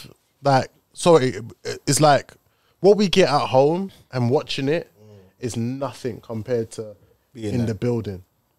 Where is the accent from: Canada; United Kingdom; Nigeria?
United Kingdom; London